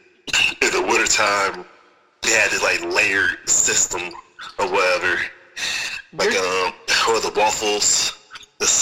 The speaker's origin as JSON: {"language": "English", "town": "Memphis", "region": "Tennessee", "country": "United States", "said": "I'm originally from Memphis, Tennessee. North Memphis, Tennessee"}